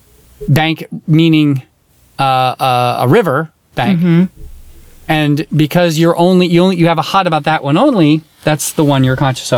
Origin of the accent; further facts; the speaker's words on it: United States; accent: American; my American accent